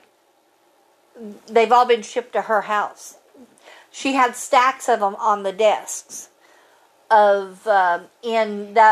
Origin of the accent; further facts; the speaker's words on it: United States; As an American